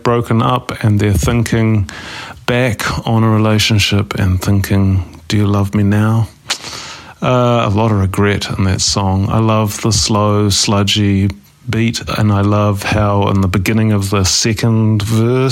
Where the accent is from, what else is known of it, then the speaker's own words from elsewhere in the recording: Wellington, New Zealand; I'm from Aotearoa, New Zealand. Whanganui a Tara, Wellington.